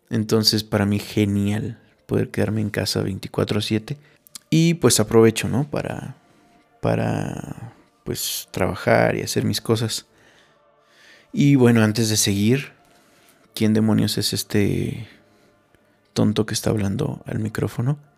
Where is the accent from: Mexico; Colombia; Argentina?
Mexico; Yo considero que, que es una responsabilidad como mexicanos